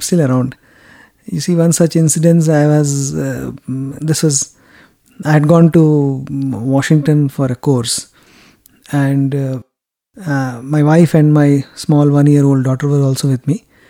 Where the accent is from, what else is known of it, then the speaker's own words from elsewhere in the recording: India; Yes, I'm from India.